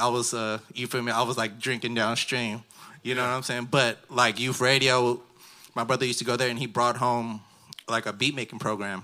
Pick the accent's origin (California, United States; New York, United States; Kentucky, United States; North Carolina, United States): California, United States; the Bay Area; we're from the Bay